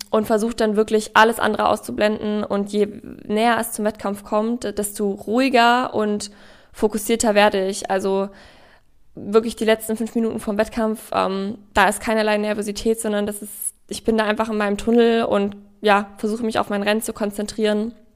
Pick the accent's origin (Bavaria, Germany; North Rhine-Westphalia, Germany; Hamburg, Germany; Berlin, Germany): Bavaria, Germany; Ingolstadt; Ich bin in Ingolstadt ja aufgewachsen